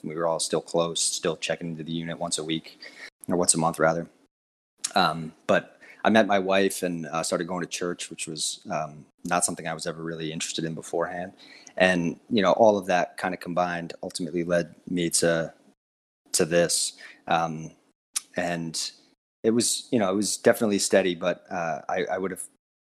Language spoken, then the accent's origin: English; Northeast, United States; I'm from the Northeast.